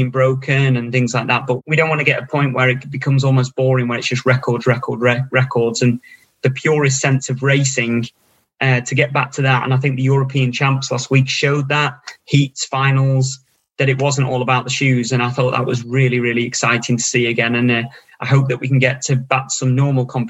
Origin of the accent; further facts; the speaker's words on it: Stockport, North West England, United Kingdom; I was born and bred in Stockport